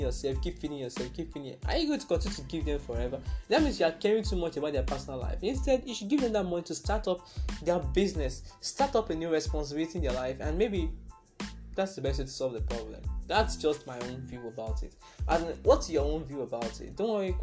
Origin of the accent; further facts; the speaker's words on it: Nigeria; I'm also a Nigerian